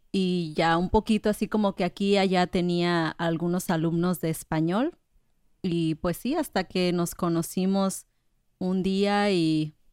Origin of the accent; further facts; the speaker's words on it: Colima, Mexico; now in Puerto Rico; Yo soy de Colima, más cerca de ustedes.